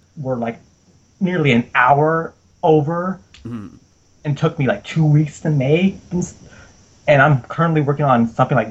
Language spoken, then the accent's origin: English; United States; I'm the American on this